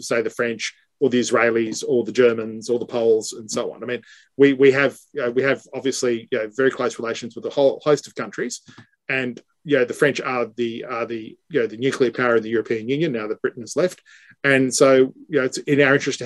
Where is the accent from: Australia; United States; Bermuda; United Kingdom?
Australia; I say that both as an Australian and as a lawyer